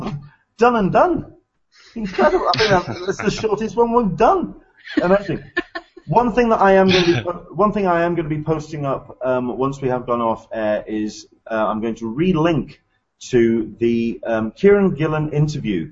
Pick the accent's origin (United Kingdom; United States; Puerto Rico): United Kingdom; England; I'm from England